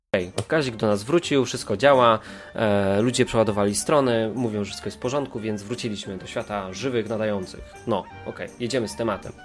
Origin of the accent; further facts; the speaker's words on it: Katowice, Silesian Voivodeship, Poland; nasza grupka tutaj katowicka, bo jesteśmy wszyscy z Katowic